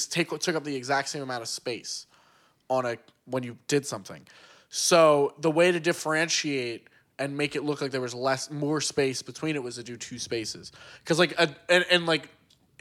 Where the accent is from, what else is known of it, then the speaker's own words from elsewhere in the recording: Delaware County, Pennsylvania, United States; I am also from Delco